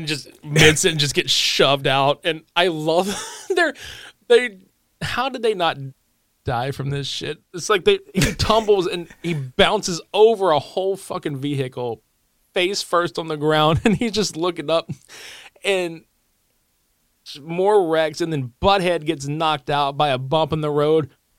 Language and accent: English; Lake Charles, Louisiana, United States; born or raised there